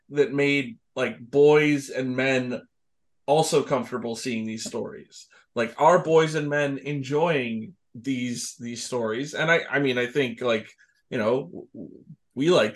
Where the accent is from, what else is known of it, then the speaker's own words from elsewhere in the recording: Canada; we're Canadian